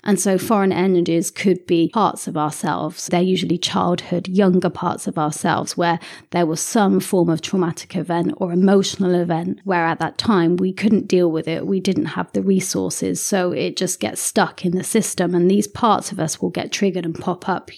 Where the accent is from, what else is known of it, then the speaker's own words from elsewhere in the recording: England, United Kingdom; I'm a, a Westerner and I'm English as well